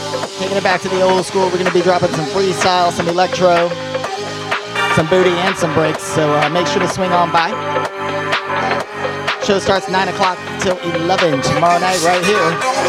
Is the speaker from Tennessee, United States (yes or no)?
no; Tampa, Florida, United States; my hometown Tampa